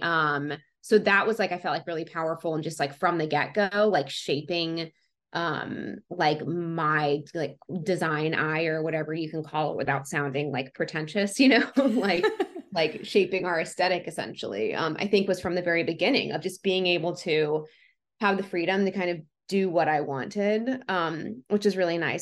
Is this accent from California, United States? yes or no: no; Atlanta, Georgia, United States; moved away as an adult; now in Los Angeles, United States; I grew up in Atlanta. We're in the suburbs of Atlanta.